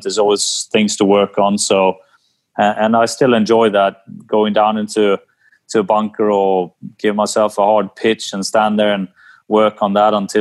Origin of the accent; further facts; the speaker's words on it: Sweden; growing up in Sweden